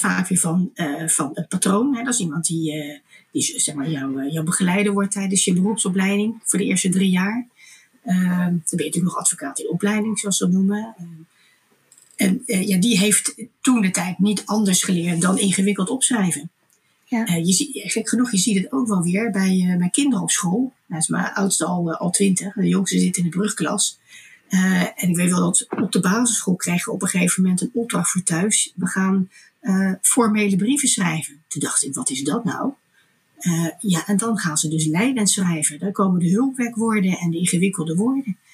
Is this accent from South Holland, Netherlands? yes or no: yes; Delft, South Holland, Netherlands; Ik kom uit een, een ondernemersgezin. We hadden groentewinkels in Delft.